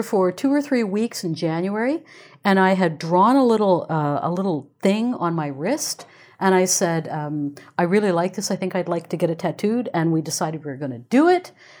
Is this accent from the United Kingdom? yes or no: yes; England, United Kingdom; born there; Now, I was born in England. All of my father's family is still there.